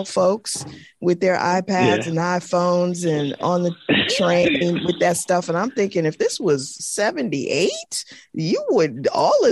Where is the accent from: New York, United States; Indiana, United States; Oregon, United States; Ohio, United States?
New York, United States; New York City; I was born in Brooklyn